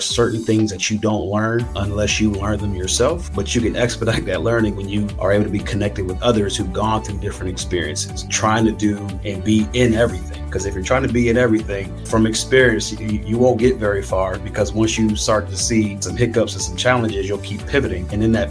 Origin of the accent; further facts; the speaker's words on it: Silver Spring, Maryland, United States; now in Northwest Arkansas, United States; Yeah, I'm from the Silver Spring, Maryland. It's a suburb outside of Washington, D.C. How did I get to Northwest Arkansas?